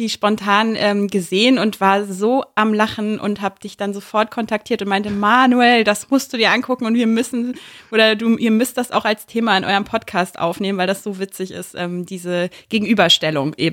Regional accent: Hamburg, Germany; Genau, ich bin aus Hamburg.

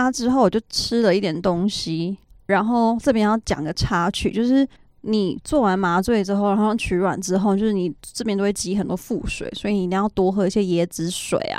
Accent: Taiwan; now in United States; 因为他好像知道我是台湾人

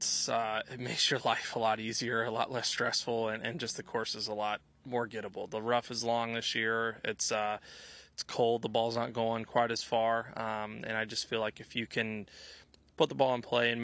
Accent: Louisville, Kentucky, United States; moved away; also born or lived in Nashville; growing up in Louisville

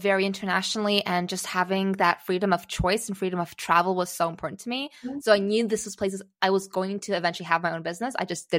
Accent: Singapore; accent: American; also born or lived in Czechoslovakia / United States; I was born in Czechoslovakia, and we moved away when I was 3 years old, fairly soon after the fall of communism, to the US. Thus, I still have a bit of an American accent, because that's where I learned English when I was three. Then we moved to Singapore.

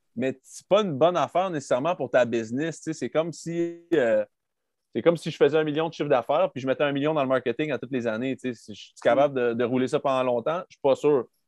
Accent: Quebec City, Quebec, Canada; also born or lived in Texas; on vient pas de Nashville, on vient de Québec. il fait fret à Québec

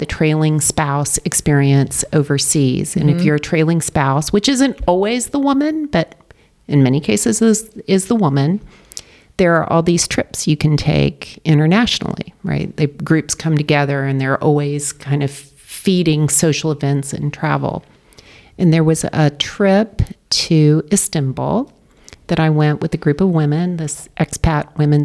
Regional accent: Dallas, Texas, United States; also born or lived in London, United Kingdom; now in Darien, United States; Originally from Texas

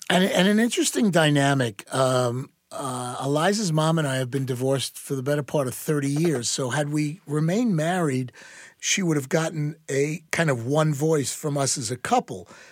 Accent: New York, United States; moved away; also born or lived in Dallas, Texas; a very proud New Yorker

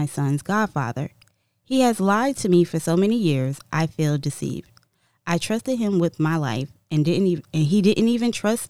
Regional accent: United States; I'm from America.

